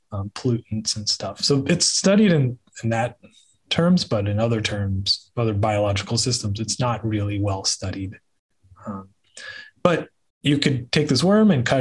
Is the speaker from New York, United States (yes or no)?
no; Dallas, Texas, United States; I grew up here in the North Texas area